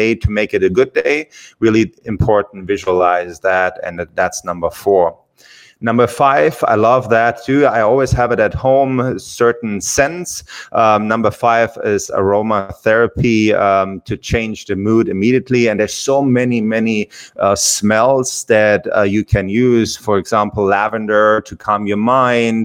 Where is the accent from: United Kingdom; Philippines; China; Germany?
Germany; English is a second language; moved away as an adult; I'm from Germany, and English is my second language